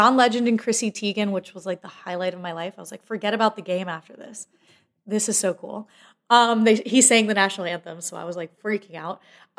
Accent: Fort Lauderdale, Florida, United States; I'm from Fort Lauderdale, like, very, you know, it's a big city.

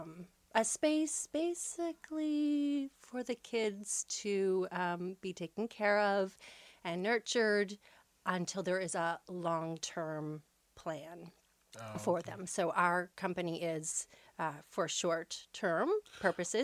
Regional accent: Bridgewater, Nova Scotia, Canada; I grew up here in Nova Scotia, just outside of the town of Bridgewater.

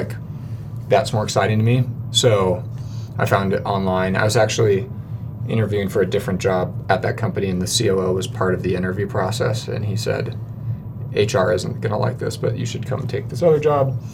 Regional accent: Portland, Oregon, United States; moved away as an adult; now in Salt Lake Valley, United States; I grew up in Portland

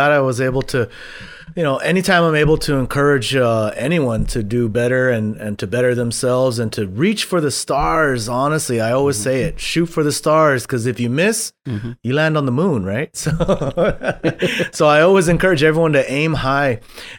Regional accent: Guam; I was born and raised. I was born and raised on Guam.

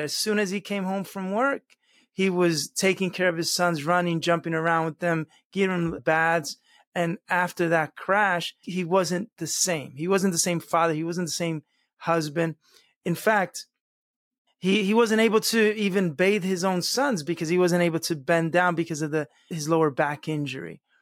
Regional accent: United States; first language Spanish; English is a second language; Spanish was actually my first language. I was born and raised in this country, but at home we only spoke Spanish

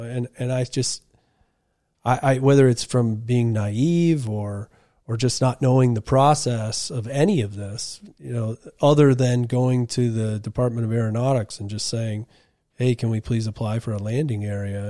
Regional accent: Wolfeboro, New Hampshire, United States; I grew up on Winnipesaukee, out on Melody Island.

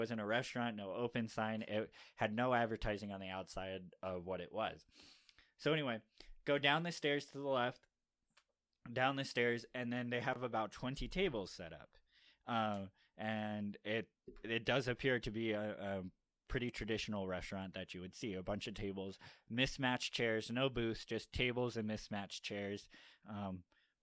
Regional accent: Miami, Florida, United States; now in Utah, United States; I come from Miami, like, where we have all sorts of various foods you can decide to eat

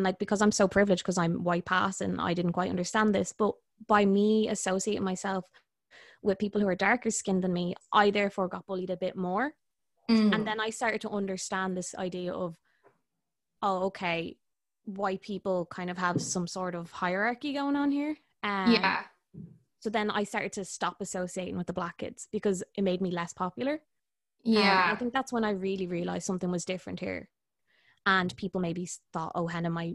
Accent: Ireland; So I'm half Irish, half Indian

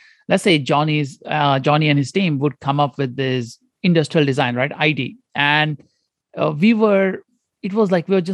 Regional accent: Goa, India; moved away as an adult; also born or lived in Detroit / Stanford; I grew up in India, in a very small province called Goa

